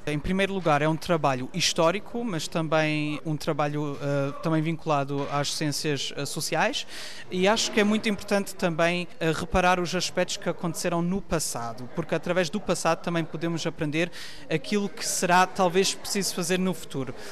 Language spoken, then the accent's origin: Portuguese; Cologne, North Rhine-Westphalia, Germany; Portuguese is a second language; nasci em Colónia